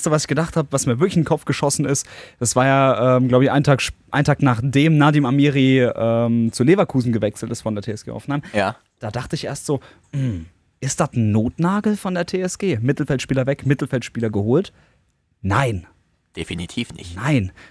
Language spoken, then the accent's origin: German; Italy; Ihr habt es gehört, Francesco, ich bin Italiener.